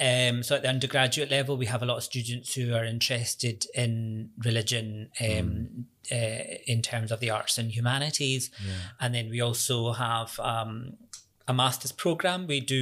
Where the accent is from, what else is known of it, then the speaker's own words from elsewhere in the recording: Glasgow, Scotland, United Kingdom; accent: Scottish; moved away as an adult; now in Cork, Ireland; born and raised in Glasgow to Pakistani parents.